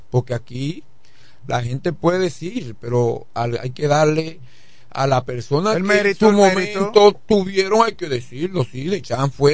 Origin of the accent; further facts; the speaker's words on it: Villahermosa, Tabasco, Mexico; Soy de Villahermosa y soy de los Villahermosense que cuando llovía, íbamos a, a las.